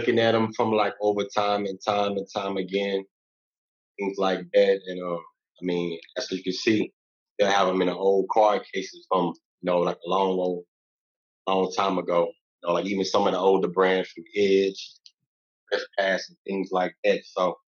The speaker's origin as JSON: {"language": "English", "region": "Louisiana", "country": "United States", "tie": "born or raised there", "moved": "yes", "lives_now": "Texas, United States", "said": "I'm from Louisiana, born and raised. Now, like, I reside in Texas"}